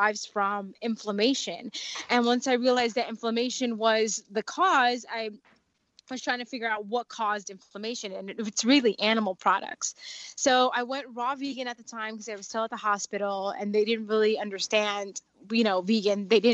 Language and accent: English; Dominican Republic; also born or lived in South Florida; I'm Dominican, so I'm from the Caribbean